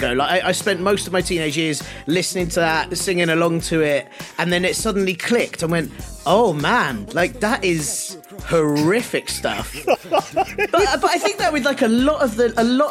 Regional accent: London, United Kingdom; I grew up in North London.

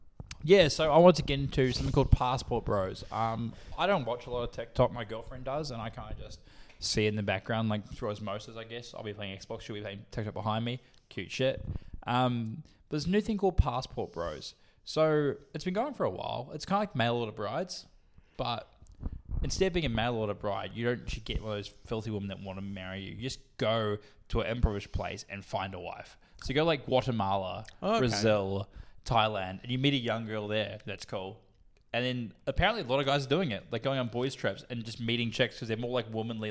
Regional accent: Australia; She's more Australian than I am. Like, she's fucking, I'm even Australian, bro.

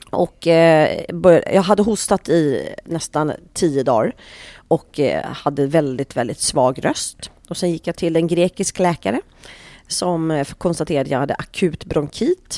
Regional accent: Sweden; vi svenskar

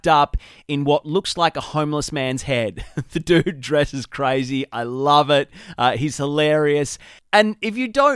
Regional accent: Australia; accent: Australian; Obviously, you can tell from my accent, I'm based here in Australia.

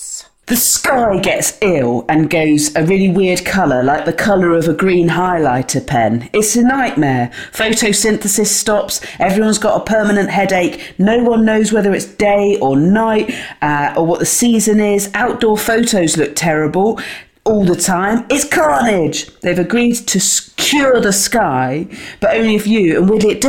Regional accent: West Country, South West England, United Kingdom; We're both from the West Country on the southwest of England

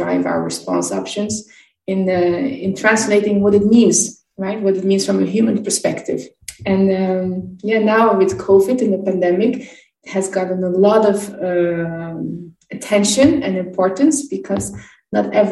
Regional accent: Brussels, Brussels-Capital Region, Belgium; I'm from Brussels, Belgium

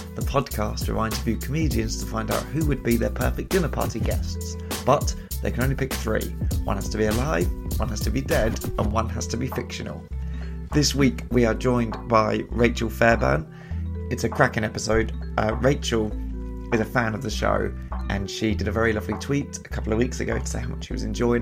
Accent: United Kingdom; I didn't grow up in a city, but I grew up near London

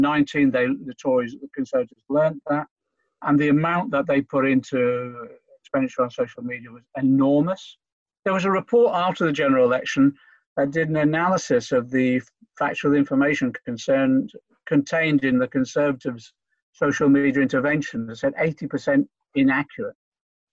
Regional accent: Norfolk, East of England, United Kingdom; born or raised there; also born or lived in Liverpool

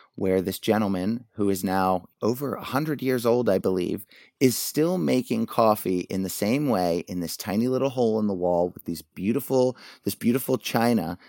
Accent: Wilmington, Delaware, United States; now in New York, United States; I grew up in a town that probably not many people know of, but, uh, Wilmington, Delaware

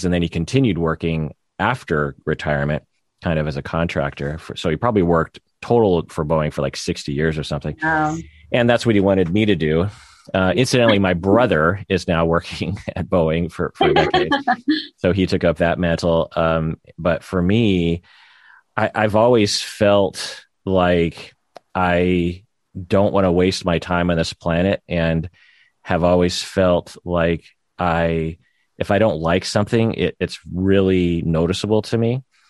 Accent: United States; As a Japanese American

